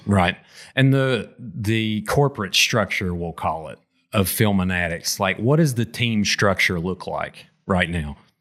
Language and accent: English; McDowell County, West Virginia, United States; also born or lived in Wyoming County, West Virginia; I grew up in McDowell